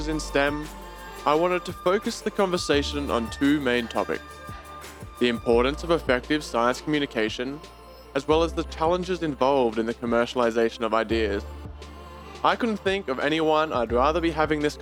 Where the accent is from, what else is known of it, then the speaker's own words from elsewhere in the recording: Australia; accent: Australian; That's my Australian accent.